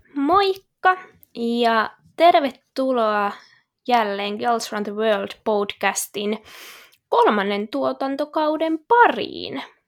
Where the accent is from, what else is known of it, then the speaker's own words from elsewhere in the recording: Kokkola, Central Ostrobothnia, Finland; moved away as an adult; also born or lived in Jyväskylä; now in Helsinki, Finland; mä oon siis alun perin Kokkolasta kotoisin